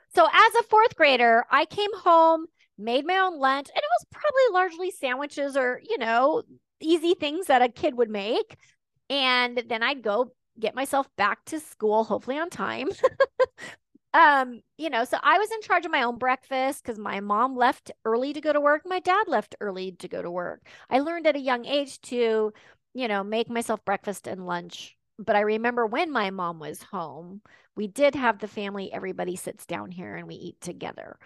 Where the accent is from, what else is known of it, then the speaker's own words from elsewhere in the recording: Washington, United States; also born or lived in Texas; I was born in the South. Um, my mom married a Northerner, and we came back and forth between Texas and Washington a couple of times